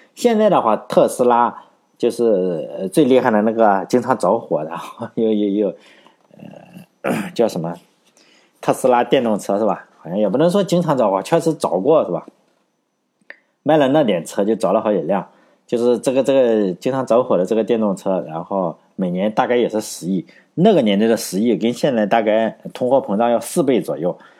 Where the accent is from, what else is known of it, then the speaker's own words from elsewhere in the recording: Laiwu, Shandong, China; 我老家山东莱芜